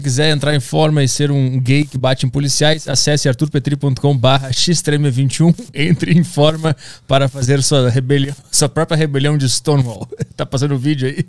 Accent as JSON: {"language": "Portuguese", "town": "Porto Alegre", "region": "Rio Grande do Sul", "country": "Brazil", "said": "Eu sou de Porto Alegre"}